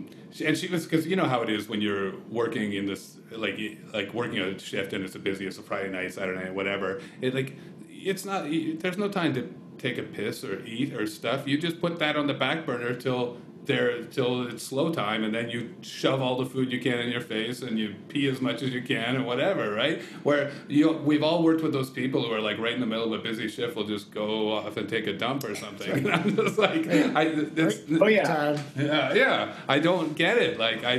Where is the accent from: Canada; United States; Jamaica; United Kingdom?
Canada; Well, and we're Canadian, right? So it's just kind of funny.